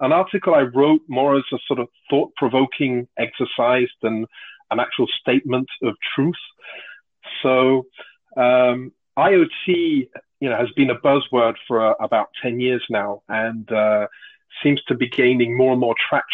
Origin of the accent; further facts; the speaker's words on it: United Kingdom; moved away as an adult; now in Toulouse, France; I'm British, but I've been living in France for about 30 years now.